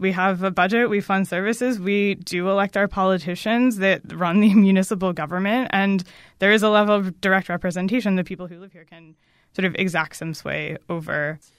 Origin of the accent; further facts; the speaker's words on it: Maryland, United States; I grew up in Maryland, um, but not in, like, the D C region part of Maryland. Um, I'm from, like, the very middle of the state